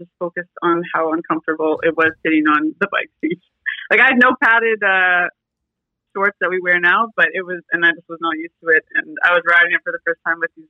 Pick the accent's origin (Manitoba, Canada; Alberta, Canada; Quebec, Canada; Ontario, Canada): Alberta, Canada; Fort McMurray; moved away; I grew up actually in Fort McMurray, Alberta. I lived there for 10 years